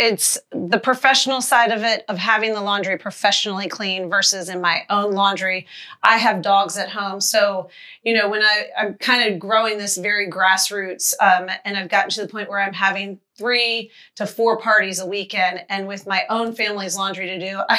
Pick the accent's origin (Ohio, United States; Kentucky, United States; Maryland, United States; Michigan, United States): Maryland, United States; Annapolis; Annapolis, Maryland.